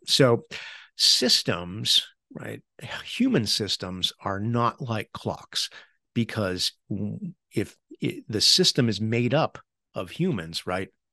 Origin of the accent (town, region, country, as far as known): United States